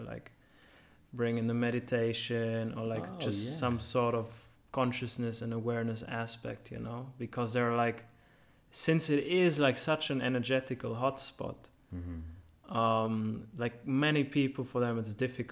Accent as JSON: {"language": "English", "country": "Germany", "moved": "yes", "said": "I'm from Germany. I'm from Ahrweiler"}